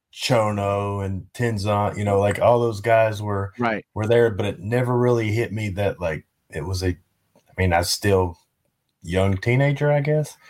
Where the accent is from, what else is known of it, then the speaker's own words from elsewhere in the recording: Virginia, United States; moved away as an adult; also born or lived in Tennessee; now in San Antonio, United States; I was born in Tennessee, but it, my town's right on the Virginia Tennessee line